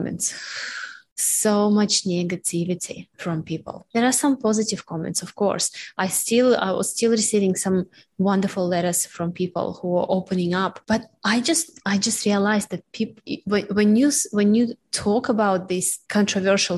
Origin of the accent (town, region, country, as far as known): Russia; born or raised there; moved away